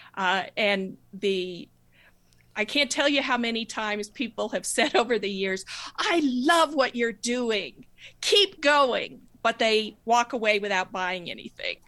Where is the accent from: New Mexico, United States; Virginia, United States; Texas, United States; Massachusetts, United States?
New Mexico, United States; I grew up in New Mexico